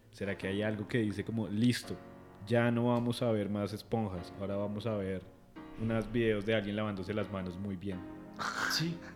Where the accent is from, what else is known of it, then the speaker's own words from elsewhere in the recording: Neiva, Huila, Colombia; moved away; de niño, yo crecí en Neiva un poquito